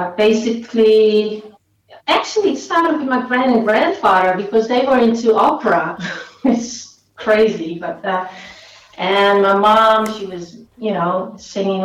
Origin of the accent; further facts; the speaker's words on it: Friesland, Netherlands; when I grew up in Friesland, there was no funk or whatsoever